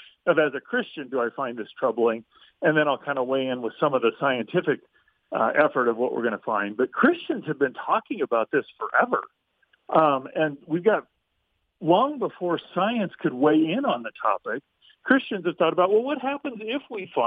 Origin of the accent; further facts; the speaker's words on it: Midwest, United States; I grew up in the Midwest